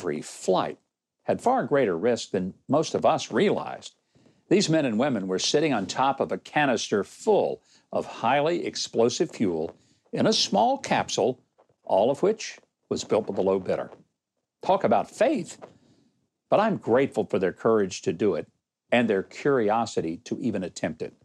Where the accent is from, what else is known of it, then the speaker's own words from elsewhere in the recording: Arkansas, United States; moved away; Joining me from my home state of Arkansas